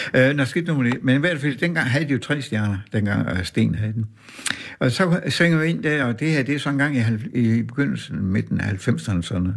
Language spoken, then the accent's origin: Danish; Horsens, Central Denmark Region, Denmark; moved away; also born or lived in Aarhus; min barndomsby, Horsens